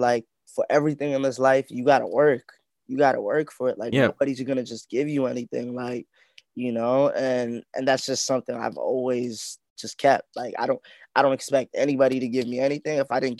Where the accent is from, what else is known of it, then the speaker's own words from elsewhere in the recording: Canada; born there; Yeah, I was born here, but I've been back to my home country too, though, and I've seen like where my parents grew up.